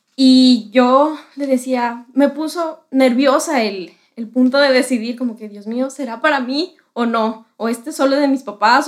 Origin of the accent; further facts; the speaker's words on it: Quito, Pichincha, Ecuador; soy de Quito, Ecuador.